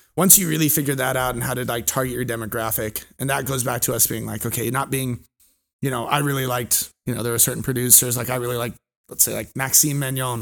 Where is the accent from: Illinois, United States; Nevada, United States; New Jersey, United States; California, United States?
California, United States; moved away; also born or lived in Hawaii; I'm originally from California, my family lives in Orange County.